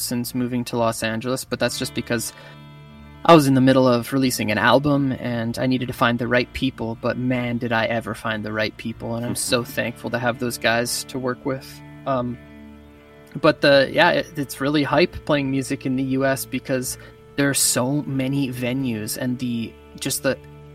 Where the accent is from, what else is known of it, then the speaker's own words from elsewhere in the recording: Vernon, British Columbia, Canada; also born or lived in Kamloops, BC / Cranbrook, BC / West Kelowna, BC; that's kind of where I grew up. I went to school in Vernon, BC